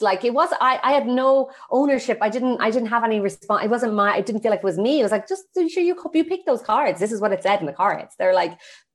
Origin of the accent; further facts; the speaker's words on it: Ireland; I got back to Ireland and I was back in my hometown